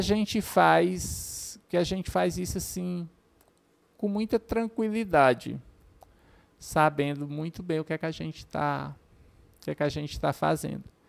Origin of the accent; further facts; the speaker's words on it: Horizonte, Ceará, Brazil; eu sou natural de Horizonte